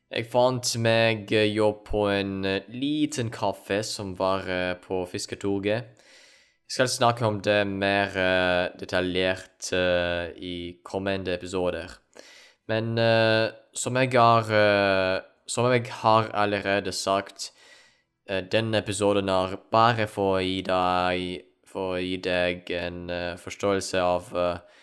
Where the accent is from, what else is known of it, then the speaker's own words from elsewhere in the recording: Ukraine; Norwegian is a second language; moved away as an adult; also born or lived in Poland / Norway; jeg kommer opprinnelig fra Ukraina